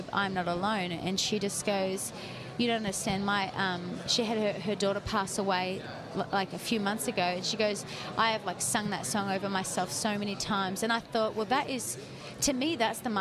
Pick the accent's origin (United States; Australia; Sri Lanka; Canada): Australia; accent: Sydney; Australians don't really have filters